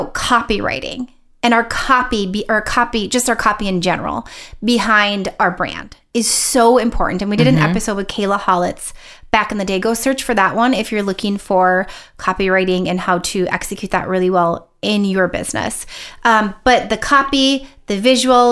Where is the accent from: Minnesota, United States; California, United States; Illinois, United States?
Minnesota, United States; accent: Minnesotan; I just sounded very Minnesotan